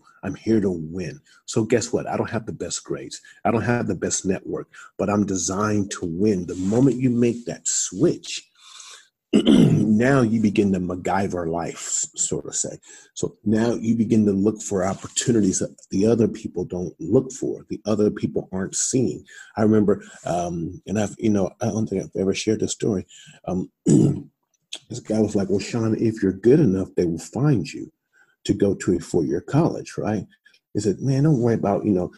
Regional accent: Columbus, Ohio, United States; moved away as an adult; also born or lived in Iowa; I'm from Columbus, Ohio. I'm from the hood.

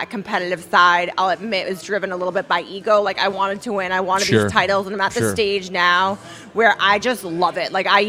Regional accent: Boston, Massachusetts, United States; now in Las Vegas, United States; I'm from Boston

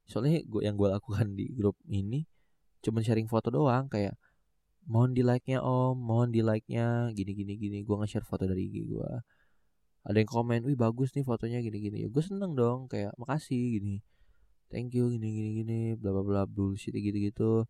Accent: Tangerang, Banten, Indonesia; gua itu ada di dalam komunitas potret Tangerang kalau nggak salah iya potret Tangerang karena gue orang Tangerang gitu

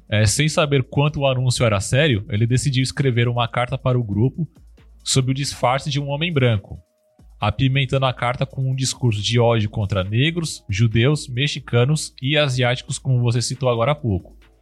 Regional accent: Brazil; eu sou brasileiro

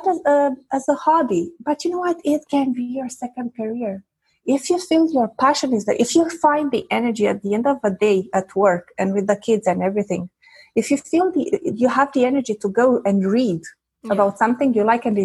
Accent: Romania; first language Romanian; English is a second language; moved away as an adult; now in Quebec, Canada; I was born in Eastern Europe during communist times. And at the age of 16, the big revolution, you know, came about and everything changed. And then at the age of 25, I immigrated

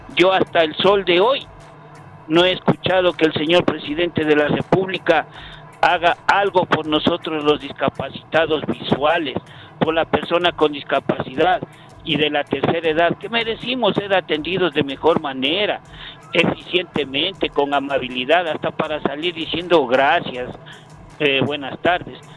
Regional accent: Ecuador; soy ecuatoriano

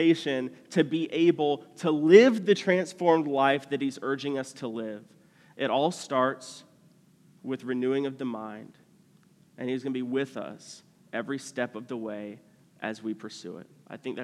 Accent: United States; especially for us as American people

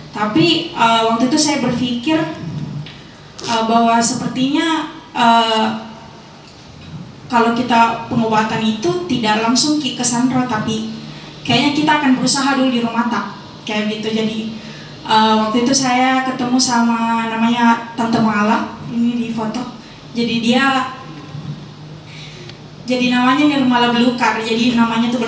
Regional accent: South Sulawesi, Indonesia; saya refleksi juga pengalamanku di rumah di kampung saya di Luwu.

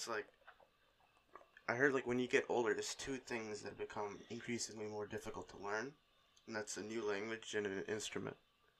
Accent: Canada; even though I am Canadian, I can't do French.

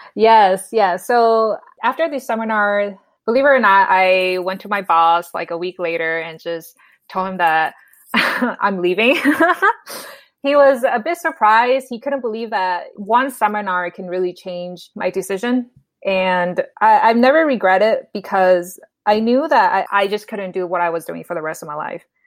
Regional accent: Minnesota, United States; moved away as an adult; also born or lived in Bay Area, California; now in San Jose, United States; I was born and raised in Minnesota, so after I got my bachelor's degree, I moved to the Bay Area

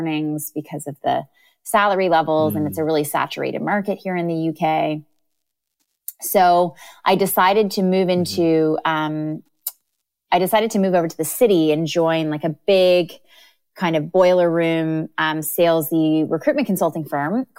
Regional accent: Canada; moved away as an adult; also born or lived in London, United Kingdom; now in United Kingdom; I'm from Canada, and I did my undergrad and bachelor of ed at Queen's University in Canada

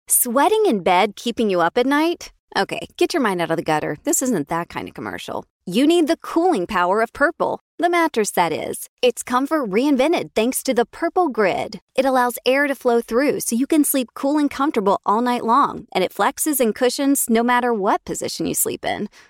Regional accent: Texarkana, Texas, United States; I'm from Texarkana, Texas.

